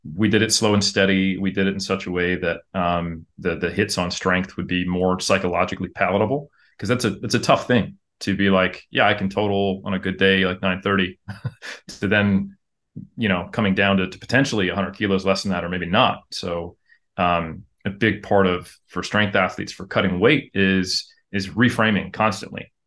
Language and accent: English; United States; moved away as an adult; now in New Zealand; I am American